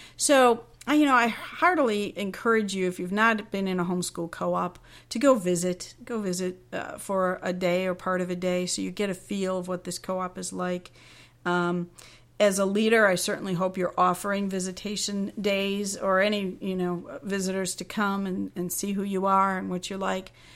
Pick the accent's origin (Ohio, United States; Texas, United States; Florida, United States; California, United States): Ohio, United States; Cincinnati; I'll be in Cincinnati, Ohio. That's my hometown